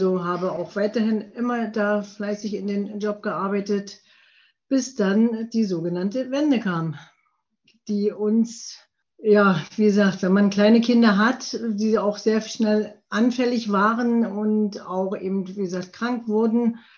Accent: Prenzlau, Brandenburg, Germany; also born or lived in Pasewalk; Ich bin 1966 nicht in Prenzlau geboren, sondern in Pasewalk bin aber in der schönen Uckermark in Prenzlau aufgewachsen.

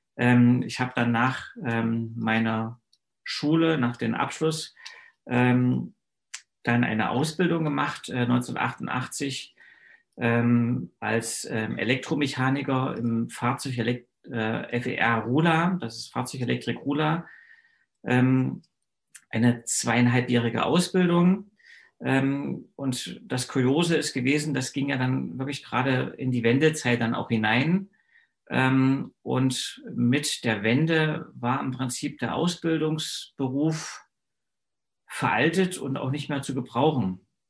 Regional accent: Eisenach, Thuringia, Germany; moved away as an adult; also born or lived in Eichsfeld; ich bin 1971 in Eisenach geboren

